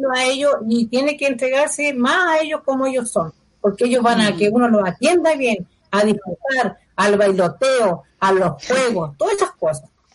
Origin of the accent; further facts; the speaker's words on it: Rancagua, O'Higgins, Chile; yo soy de Rancagua y acá no tenemos patio